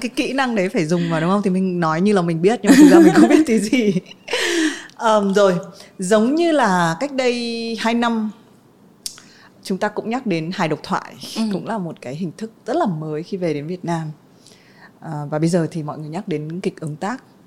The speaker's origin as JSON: {"language": "Vietnamese", "country": "Vietnam", "said": "mình là người Việt Nam"}